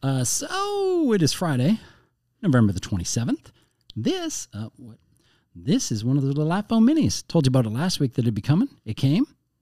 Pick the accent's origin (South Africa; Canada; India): Canada; Yeah, we're Canadian.